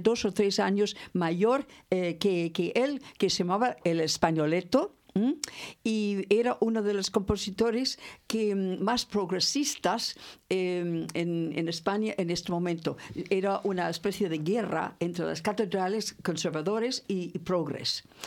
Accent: California, United States; also born or lived in Santander / Torre del Mar; now in Spain; soy californiana

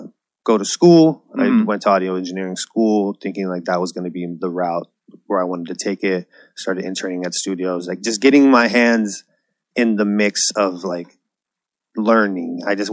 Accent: San Diego, California, United States; moved away as an adult; also born or lived in Bay Area, California; I moved back to San Diego from the Bay Area.

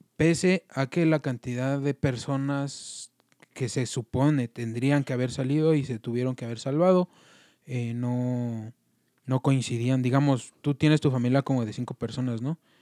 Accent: Mexico; como mexicanos

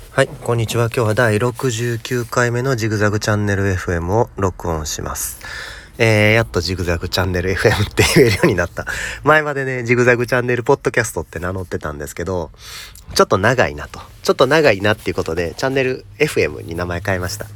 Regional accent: Kansai, Japan; 僕もまあ関西出身

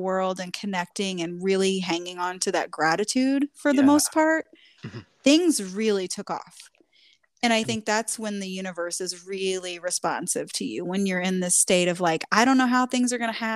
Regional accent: Midwest, United States; we're both from the Midwest. And I mean, you, different versions of the Midwest. You lived in the big city. I lived in the country, small town.

